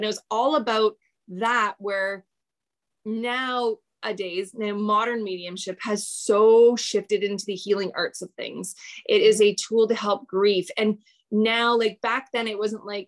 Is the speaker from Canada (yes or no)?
yes; Canada; I'm Canadian